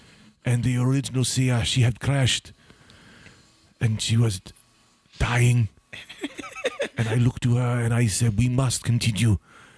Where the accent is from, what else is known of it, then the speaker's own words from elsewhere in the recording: New Jersey, United States; Yes, I'm from Bergen County.